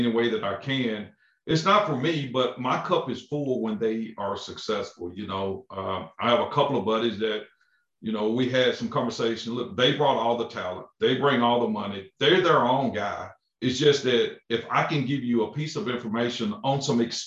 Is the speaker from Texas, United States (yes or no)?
yes; Crockett, Texas, United States; also born or lived in Lufkin, Texas; I'm originally from Crockett, Texas